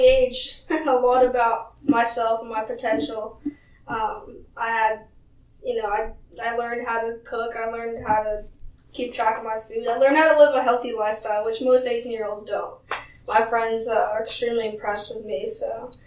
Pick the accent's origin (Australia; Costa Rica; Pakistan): Costa Rica; moved away; I was from Costa Rica